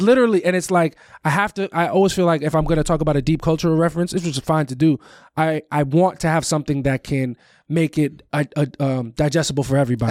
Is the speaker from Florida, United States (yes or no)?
no; Valley Stream, New York, United States; moved away; The town that I'm from, I'm from Valley Stream. It's on the border of Queens and Long Island.